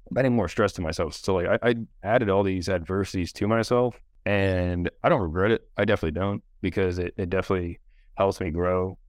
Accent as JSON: {"language": "English", "region": "Hawaii", "country": "United States", "tie": "born or raised there", "said": "I grew up in Hawaii, so, like, swimming was just part of life"}